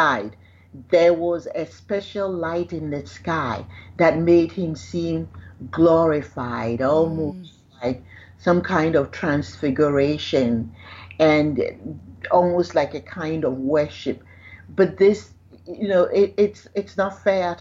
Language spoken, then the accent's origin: English; Ghana; because I'm Ghanaian